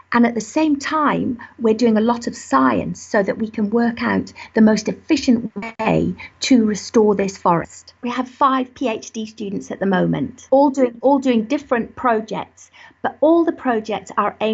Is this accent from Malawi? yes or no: yes; Malawi; born there; I was born in Malawi, again working when my father was working in the mountains in forest